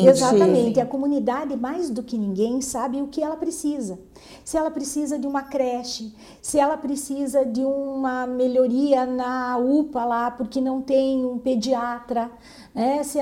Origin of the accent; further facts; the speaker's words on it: Mangueirinha, Paraná, Brazil; eu sou lá de Mangueirinha